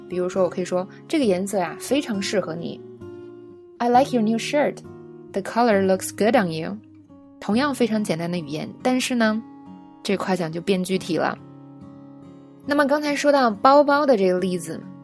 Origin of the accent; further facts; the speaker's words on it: China; 我们中国人